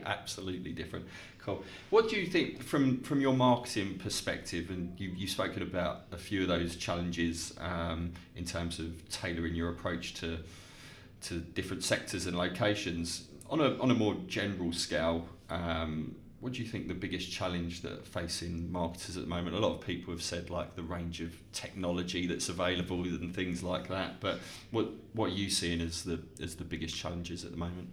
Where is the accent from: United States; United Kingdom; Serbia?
United Kingdom; Dartford, South East England; my hometown of Dartford